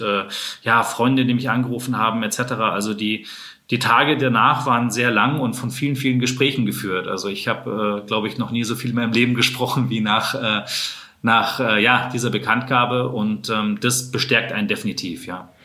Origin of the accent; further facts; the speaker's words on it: Munich, Bavaria, Germany; dass ich ja auch in München aufgewachsen bin, äh, geboren bin in München, schlägt natürlich jetzt dann schon auch mein Herz für die Heimatstadt.